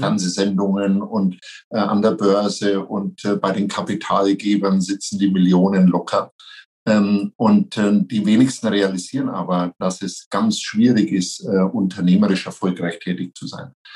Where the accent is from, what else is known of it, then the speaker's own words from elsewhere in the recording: near Nuremberg, Franconia, Bavaria, Germany; accent: Franconian; meinem Dialekt unschwer entnehmen kann, ich bin Franke, ich komme aus der Nähe von Nürnberg